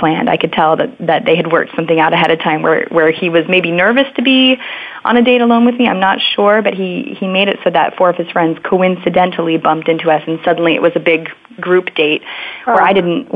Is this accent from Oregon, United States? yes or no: yes; Oregon, United States; I grew up in Oregon, close to a mountain